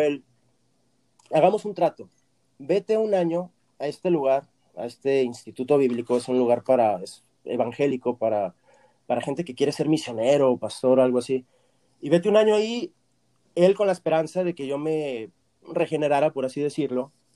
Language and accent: Spanish; Torreón, Coahuila, Mexico; moved away as an adult; also born or lived in Argentina / Virginia, United States; now in Los Angeles, United States; yo estoy fuera de Torreón 20 años exactamente, porque yo me fui en el 2001 de Torreón